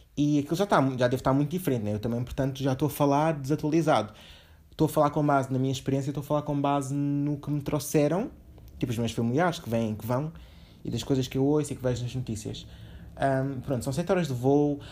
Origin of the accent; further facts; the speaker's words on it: Portugal; also born or lived in Angola; eu basicamente nasci lá, vim para cá com um ano